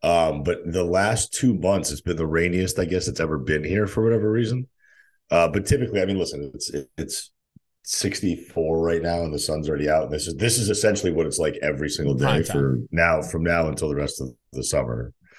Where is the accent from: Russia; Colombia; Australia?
Russia; Saint Petersburg; born there; moved away; I'm fluent in Russian because my father's Armenian, my mother's Russian, but I was born in St. Petersburg.